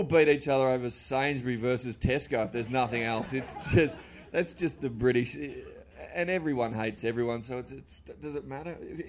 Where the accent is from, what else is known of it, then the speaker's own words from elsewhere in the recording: Australia; moved away as an adult; now in United Kingdom; Well, I'm from Australia and my visa runs out in 2 months